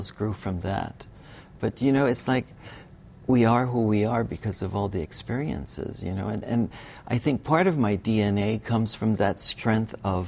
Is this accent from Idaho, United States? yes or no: no; Hawaii, United States; also born or lived in Bali; growing up in Hawaii